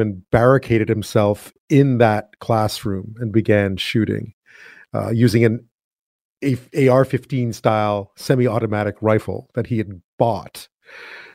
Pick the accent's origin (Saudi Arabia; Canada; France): Canada; Montreal, Quebec; moved away; I'm from Montreal, so not too far away